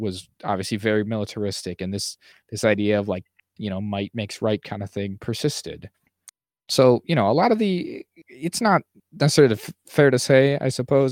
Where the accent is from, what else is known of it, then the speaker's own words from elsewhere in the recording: United States; as an American